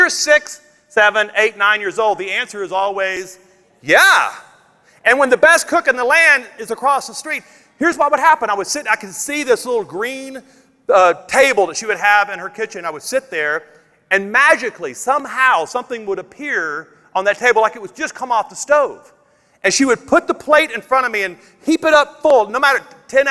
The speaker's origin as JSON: {"language": "English", "town": "Logansport", "region": "Louisiana", "country": "United States", "tie": "born or raised there", "said": "I grew up in North Louisiana on Marshall Highway, 5.5 miles out of Logansport, Louisiana"}